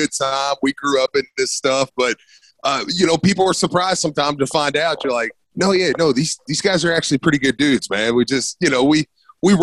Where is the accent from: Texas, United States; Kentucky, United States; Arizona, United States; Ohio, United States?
Kentucky, United States; Shepherdsville; I grew up, obviously, in Bullitt County in Shepherdsville. I mean, that's where I was pretty much born and raised